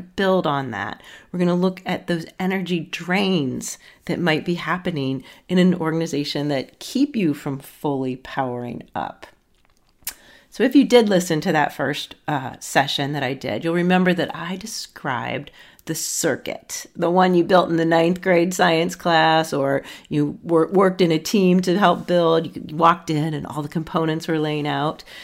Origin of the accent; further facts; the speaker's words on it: Akron, Ohio, United States; moved away; So I am from Akron, Ohio. I don't live there now, but hometown roots are in Akron, Ohio